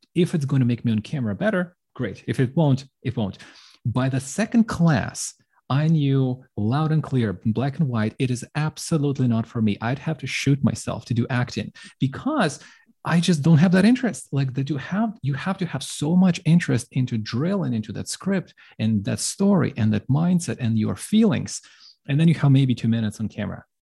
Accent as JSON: {"language": "English", "country": "Ukraine", "moved": "yes", "said": "I'm from Ukraine"}